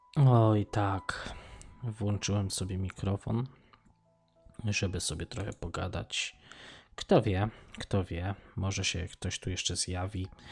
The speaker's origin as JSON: {"language": "Polish", "country": "Poland", "moved": "as an adult", "said": "ja wyjechałem z Polski lat temu, to już będzie z 15"}